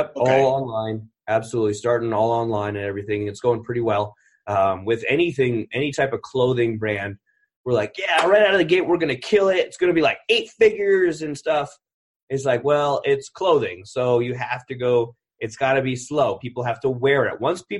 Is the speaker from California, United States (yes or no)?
yes; California, United States; born there; I was born in Northern California, Mather Air Force Base.